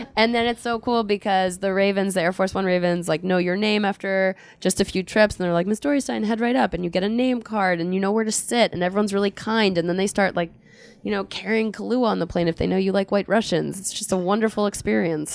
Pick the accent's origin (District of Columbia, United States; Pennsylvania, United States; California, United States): Pennsylvania, United States; Philadelphia; I'm from Philadelphia